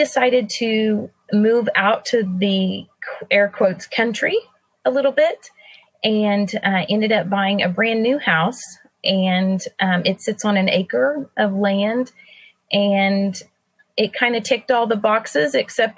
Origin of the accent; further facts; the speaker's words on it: Tulsa, Oklahoma, United States; moved away as an adult; now in Texas, United States; Tulsa is my hometown. It's where all my family is